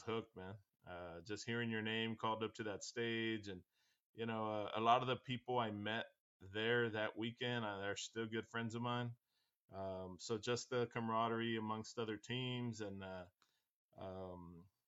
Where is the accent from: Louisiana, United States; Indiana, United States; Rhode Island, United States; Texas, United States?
Texas, United States; Weslaco; We opened up our first butcher shop here in my hometown of Weslaco, Texas